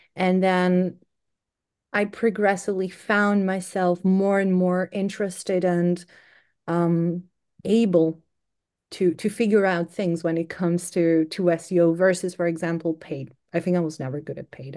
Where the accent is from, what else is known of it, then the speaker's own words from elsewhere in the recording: Greece; moved away as an adult; now in United Kingdom; I'm originally from Greece